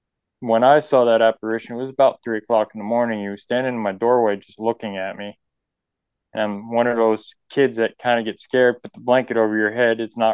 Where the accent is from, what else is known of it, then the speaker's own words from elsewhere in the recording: New York, United States; now in Breckenridge, United States; I'm actually originally from New York State, is where I grew up.